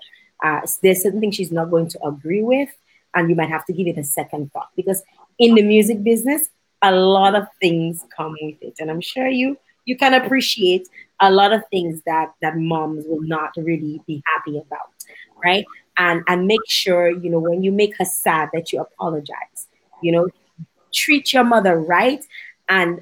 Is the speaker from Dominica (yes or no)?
yes; Dominica; I'm from Dominica